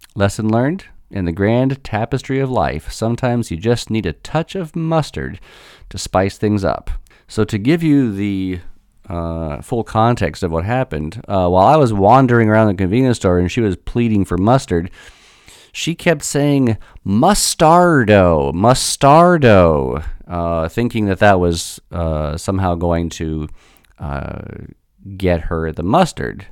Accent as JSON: {"language": "English", "country": "United States", "said": "as an American"}